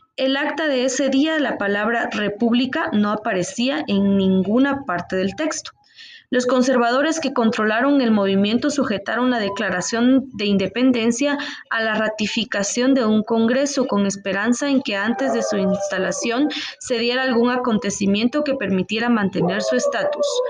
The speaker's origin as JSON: {"language": "Spanish", "country": "Guatemala", "said": "nos consideramos como ciudadanos guatemaltecos libres"}